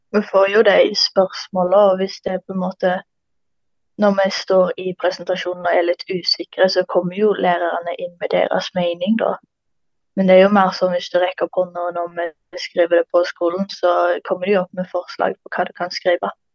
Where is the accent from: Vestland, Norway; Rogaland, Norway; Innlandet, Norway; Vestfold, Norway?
Rogaland, Norway; Karmøy; Jeg kommer fra en plass etter Karmøy og går på Stangeland ungdomsskole.